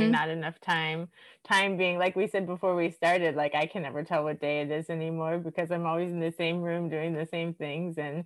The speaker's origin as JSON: {"language": "English", "town": "Miami", "region": "Florida", "country": "United States", "tie": "born or raised there", "also_born_or_lived": "New York / Stockholm, Sweden", "moved": "as an adult", "lives_now": "Sweden", "said": "I grew up in Miami, which is like millions of people"}